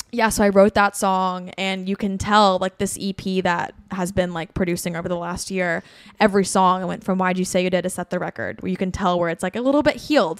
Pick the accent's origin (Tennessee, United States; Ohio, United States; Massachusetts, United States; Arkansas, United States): Tennessee, United States; Bristol; now in Nashville, United States; I'm from Bristol, Tennessee, um, which is like four and a half hours from here, furthest northeast Tennessee you can go.